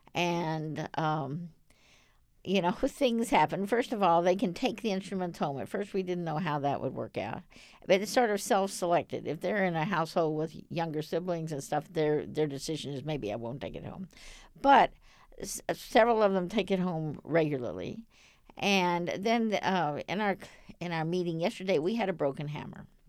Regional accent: Dallas, Texas, United States; I grew up in Dallas.

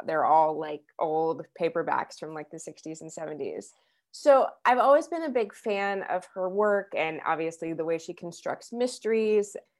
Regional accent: Wichita, Kansas, United States; moved away as an adult; also born or lived in New York City; now in Lawrence, United States; when I was growing up in Kansas

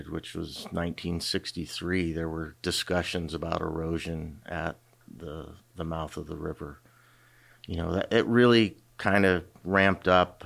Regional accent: Kenai, Alaska, United States; I grew up in the Kenai Soldotna area, graduated from Kenai High in 1989

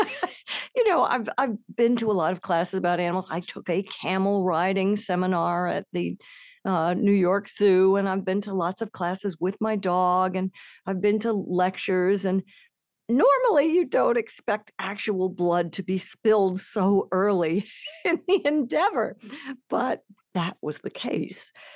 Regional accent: Germany; I was born in Germany

